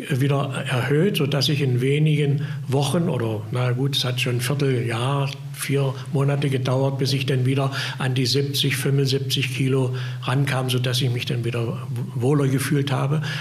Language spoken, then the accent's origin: German; Köthen, Saxony-Anhalt, Germany; Ich komme ja aus Köthen